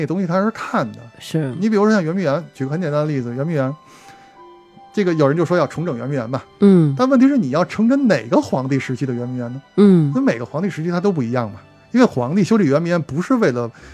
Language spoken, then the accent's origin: Chinese; Beijing, China; 作为咱们这种从小在胡同儿长大的孩子，这种感受还是比较直观的